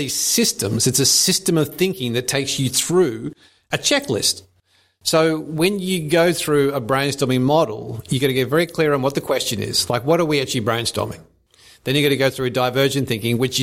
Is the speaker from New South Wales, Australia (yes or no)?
no; Brisbane, Queensland, Australia; I grew up in Brisbane